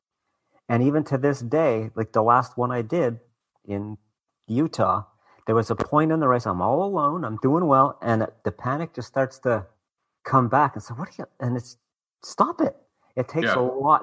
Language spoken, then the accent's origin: English; Canada; I'm Canadian